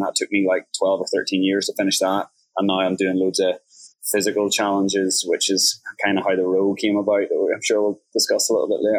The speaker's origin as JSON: {"language": "English", "country": "Ireland", "tie": "born or raised there", "lives_now": "Thailand", "said": "Like, I'm based in Thailand. Actually, when I was in Ireland, like growing up in Ireland, I was addicted to tap water."}